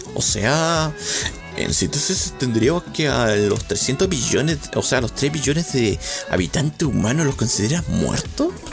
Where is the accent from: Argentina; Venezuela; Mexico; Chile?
Chile; accent: Chilean; mi dialecto chileno salió un poco